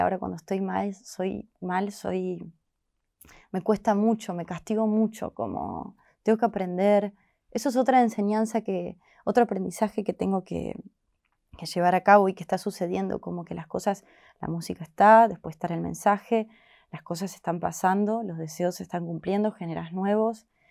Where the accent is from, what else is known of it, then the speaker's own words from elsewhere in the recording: Córdoba, Argentina; moved away as an adult; now in Buenos Aires, Argentina; yo soy de Córdoba, capital